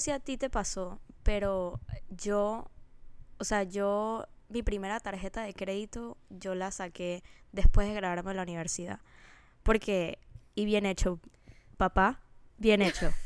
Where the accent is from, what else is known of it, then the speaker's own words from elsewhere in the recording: Panama; moved away as an adult; now in United States; cuando yo me fui de Panamá, yo todavía tengo un grupo de amigas